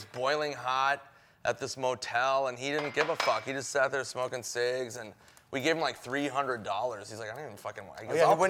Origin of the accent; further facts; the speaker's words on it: Minnesota, United States; And I don't know if it's just being Minnesotan or whatever, but that's not really how I was raised.